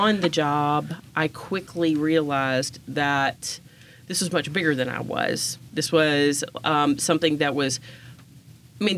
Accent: Southaven, Mississippi, United States; also born or lived in Memphis, Tennessee; I grew up in South Haven, graduated from South Haven High School in 1993.

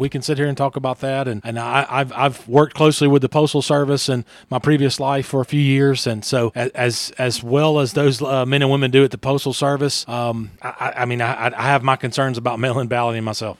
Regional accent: Louisiana, United States; moved away; I grew up in Louisiana.

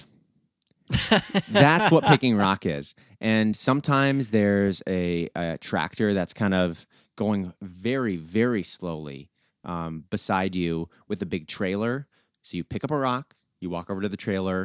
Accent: Willmar, Minnesota, United States; I grew up in Willmar, which is a small town about 2 hours west of Minneapolis.

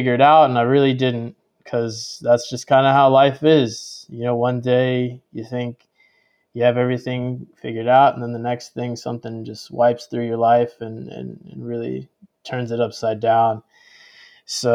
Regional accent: the South, United States; growing up in the South

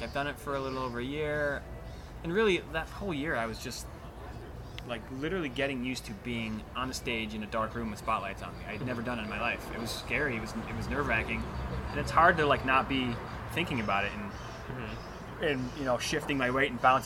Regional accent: Chicago, Illinois, United States; now in Phoenix, United States; I'm from Chicago, I was home

